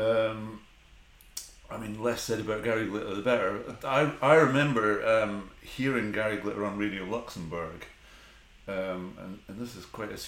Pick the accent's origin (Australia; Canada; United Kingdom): United Kingdom; North Berwick, Scotland; also born or lived in Harrogate / Seaton Sluice, Northumberland; Till I was four, and then home to Scotland, North Berwick.